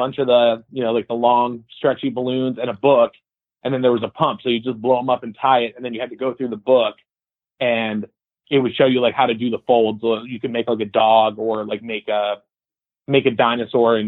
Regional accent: Canton, Michigan, United States; born or raised there; moved away as an adult; also born or lived in Pontiac, Michigan / Madison Heights, Michigan; now in Nashville, United States

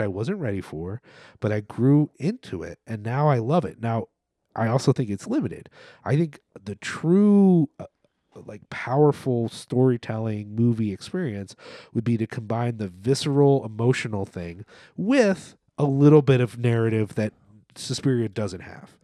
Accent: Philadelphia, Pennsylvania, United States; As a Philadelphian

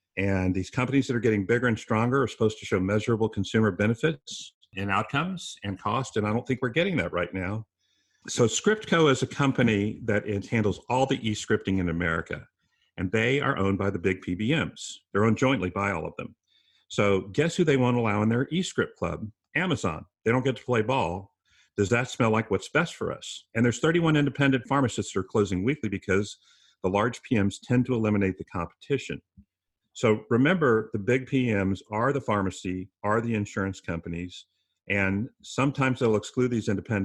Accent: San Antonio, Texas, United States; my hometown of San Antonio, Texas

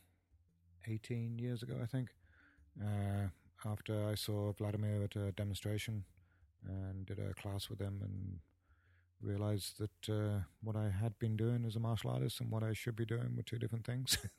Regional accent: Paignton, South West England, United Kingdom; moved away as an adult; also born or lived in Torquay / Kentucky; now in United States; my hometown in, in, uh, Paynton and Torquay

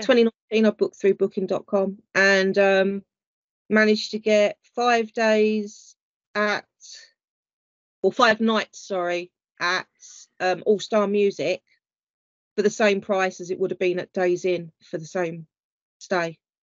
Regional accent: United Kingdom

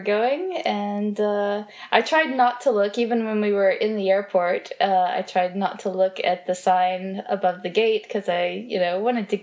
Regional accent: Alabama, United States; moved away as an adult; also born or lived in Florida / Paris, France / Geneva, Switzerland; I grew up in Alabama, where it very rarely snowed

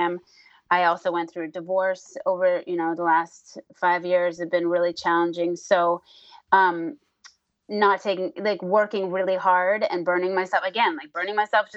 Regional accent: New Hampshire, United States; I grew up in New Hampshire and in nature

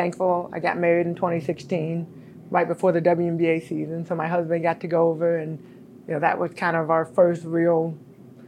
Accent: United States

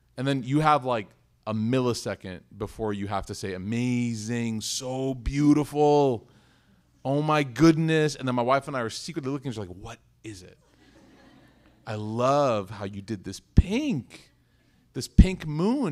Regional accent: United States; I said, "America."

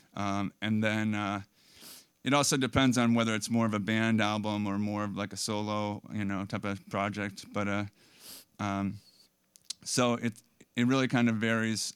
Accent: Bellows Falls, Vermont, United States; also born or lived in Burlington, Vermont; grew up in Bellows Falls

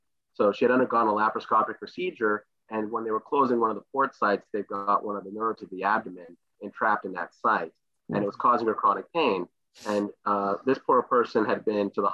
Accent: Morgantown, West Virginia, United States; moved away as an adult; also born or lived in Atlanta, Georgia / Durham, North Carolina / Baltimore, Maryland; I was born in Atlanta, Georgia, but I grew up in Morgantown, West Virginia

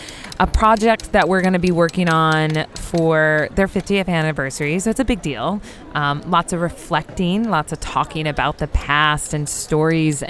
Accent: Iowa, United States; now in Philadelphia, United States; I'm from Iowa

